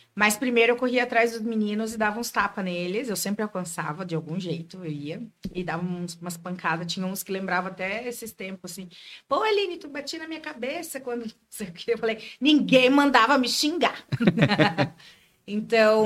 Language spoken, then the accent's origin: Portuguese; Joinville, Santa Catarina, Brazil; Daqui de Joinville mesmo. Nasci, nasci e criada em Joinville.